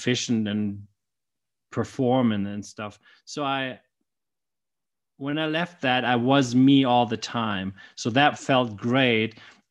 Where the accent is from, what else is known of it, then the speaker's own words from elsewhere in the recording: Germany; now in United States; So while I live in the U.S. now with my family, I grew up in Germany. That's where I was born.